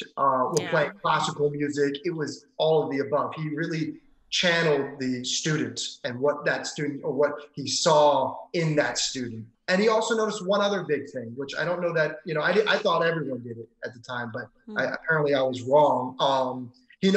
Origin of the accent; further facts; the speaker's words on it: Maryland, United States; moved away as an adult; now in Los Angeles, United States; I was born and raised in Maryland